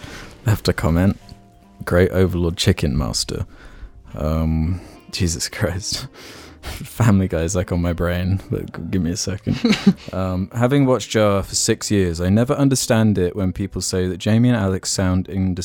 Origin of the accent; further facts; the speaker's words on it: Australia; I'm Australian, and so I believe I have a better grasp on the Queen's English than the average American.